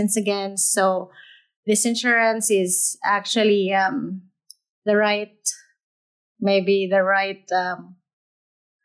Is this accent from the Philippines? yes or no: yes; Philippines; moved away as an adult; now in United States; I'm an immigrant from the Philippines. I came here 2015 to just get a new life in the U.S. with my husband